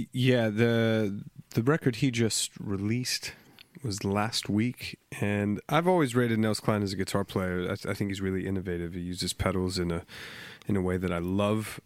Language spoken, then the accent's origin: English; United States; now in London, United Kingdom; I'm an American in in London